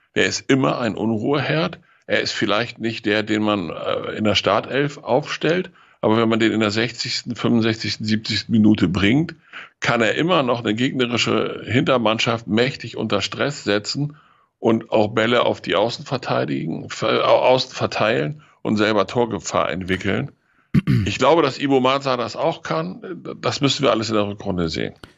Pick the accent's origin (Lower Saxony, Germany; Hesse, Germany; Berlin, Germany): Lower Saxony, Germany; als Niedersachse